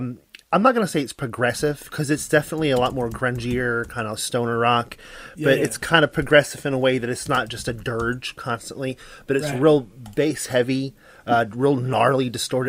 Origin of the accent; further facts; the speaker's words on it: Chicago, Illinois, United States; I'm from Chicago, so I'm not just trying to flex on my city's scene.